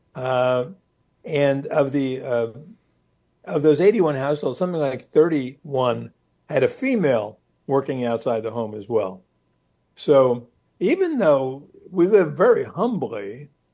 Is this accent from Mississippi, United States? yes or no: no; Newark, New Jersey, United States; I grew up in Newark, New Jersey